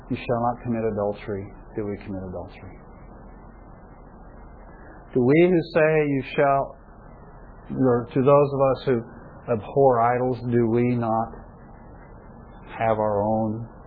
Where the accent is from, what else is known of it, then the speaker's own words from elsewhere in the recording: United States; in spite of all the privileges I have as an American living in the 21st century